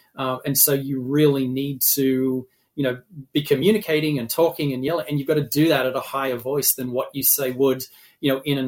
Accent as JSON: {"language": "English", "region": "Massachusetts", "country": "United States", "tie": "born or raised there", "said": "is my home state in Massachusetts."}